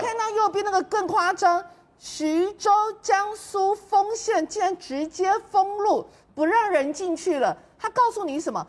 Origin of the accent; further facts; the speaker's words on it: Taiwan; 我们台湾这边是在过年